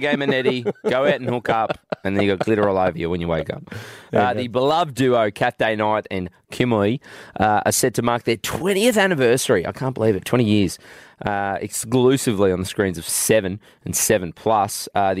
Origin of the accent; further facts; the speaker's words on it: Goondiwindi, Queensland, Australia; when I grew up in Gundawindi, we had no Woolworths or Coles.